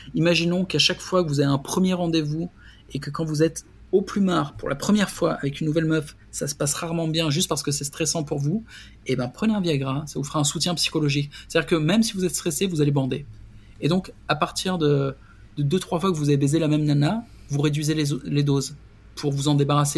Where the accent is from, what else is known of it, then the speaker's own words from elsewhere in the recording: France; moved away; je suis français